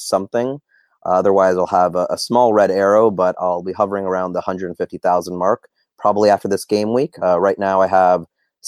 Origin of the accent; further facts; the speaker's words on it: Toronto, Ontario, Canada; also born or lived in Manchester, United Kingdom; I am from Toronto in Canada. I was actually born in Manchester, but we moved when I was quite little.